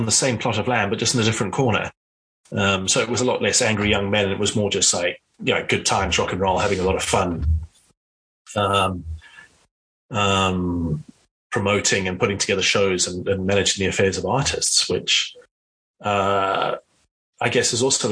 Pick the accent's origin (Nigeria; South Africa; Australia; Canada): South Africa; I grew up in South Africa